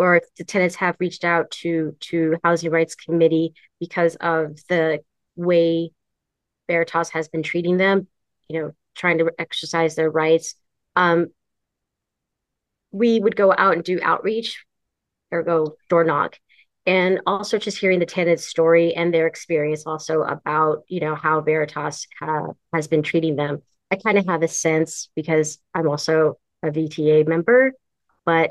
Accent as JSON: {"language": "English", "town": "San Francisco", "region": "California", "country": "United States", "tie": "born or raised there", "said": "I am actually born and raised in San Francisco"}